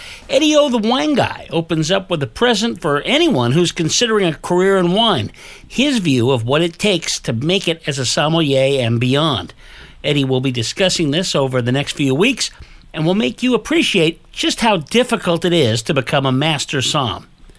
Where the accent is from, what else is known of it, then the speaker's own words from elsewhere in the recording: Bay Area, California, United States; now in Las Vegas, United States; I remember growing up in the Bay Area